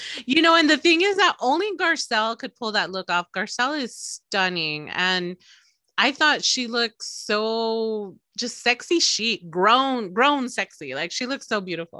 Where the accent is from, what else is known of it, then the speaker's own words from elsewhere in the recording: El Paso, Texas, United States; I'm from El Paso